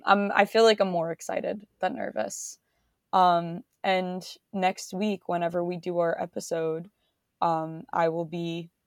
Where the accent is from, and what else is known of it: Long Island, New York, United States; born or raised there